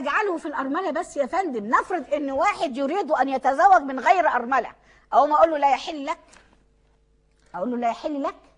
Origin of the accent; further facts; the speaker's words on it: Egypt; عندنا في مصر